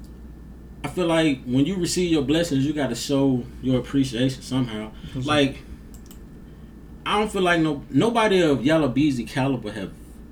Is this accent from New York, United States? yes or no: no; Grenada, Mississippi, United States; I'm from Grenada. Despite of some of the negativity that comes out of here, I love this place. You know what I'm saying? Like, this place made me.